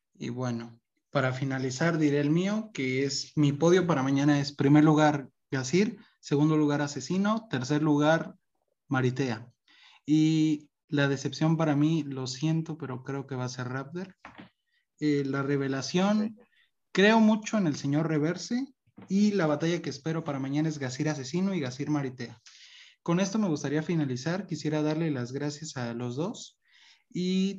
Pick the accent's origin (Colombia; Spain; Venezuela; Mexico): Mexico; somos mexicanos